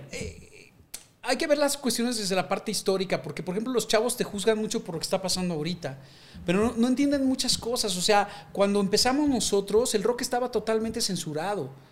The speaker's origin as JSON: {"language": "Spanish", "country": "Mexico", "said": "somos los mexicanos"}